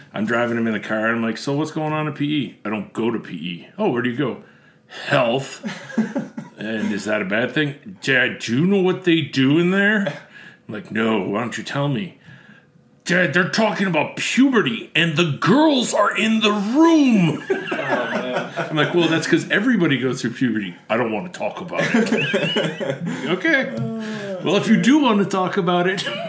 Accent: Buffalo, New York, United States; moved away as an adult; now in Central Illinois, United States; I'm Buffalo

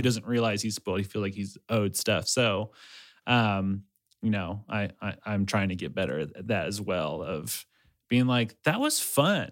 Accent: Ecuador; moved away; I'm from Ecuador.

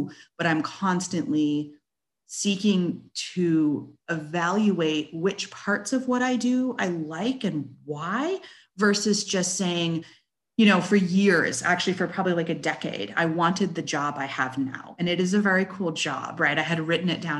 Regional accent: West Coast, United States; moved away as an adult; now in Bentonville, United States; I was born and raised out on the West Coast

